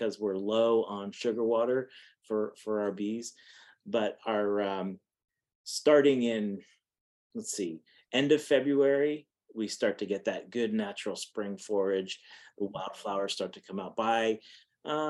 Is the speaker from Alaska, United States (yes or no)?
no; Pennsylvania, United States; now in Texas, United States; I'm from Pennsylvania, and my family's all in Massachusetts